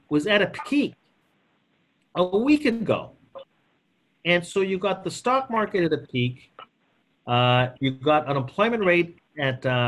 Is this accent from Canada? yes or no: yes; Canada; I'm Canadian